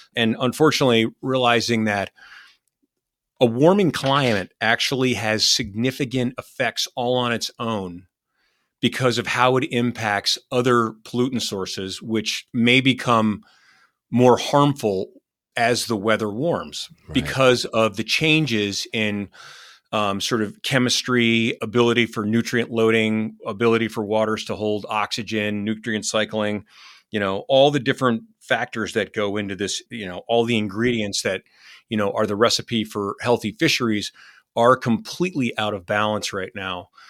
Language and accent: English; Vermont, United States; my home state of Vermont